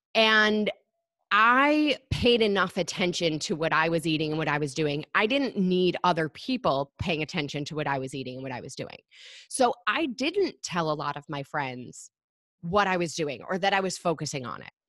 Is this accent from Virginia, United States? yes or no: no; Michigan, United States; moved away as an adult; now in New York City, United States; I grew up in Michigan.